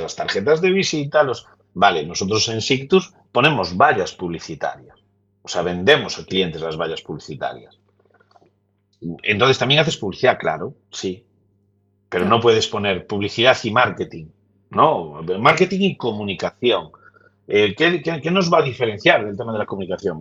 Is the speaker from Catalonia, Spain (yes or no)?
no; Lugo, Galicia, Spain; yo que soy de Lugo